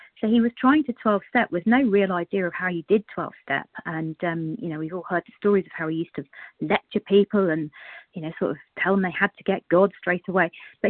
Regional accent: South West England, United Kingdom; I'm from the UK as well, down in Cornwall.

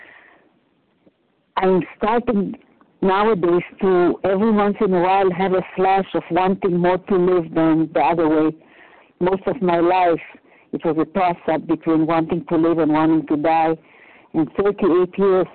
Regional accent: Romania; moved away; I was born in 1941 in Romania, in the height of the war.

